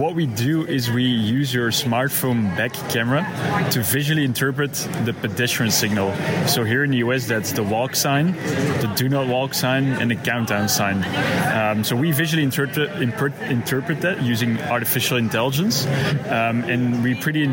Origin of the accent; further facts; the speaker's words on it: Belgium; now in New York, United States; I'm originally from Belgium but living now in New York.